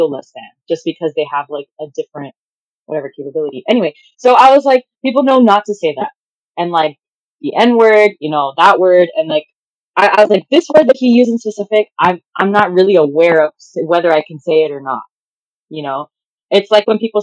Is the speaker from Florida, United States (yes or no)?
yes; Miami, Florida, United States; I'm from Miami